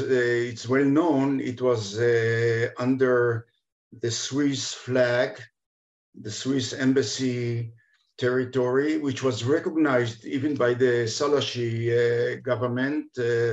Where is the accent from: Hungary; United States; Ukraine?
Hungary; Budapest; born there; I was born in Budapest in 45, actually in March 45.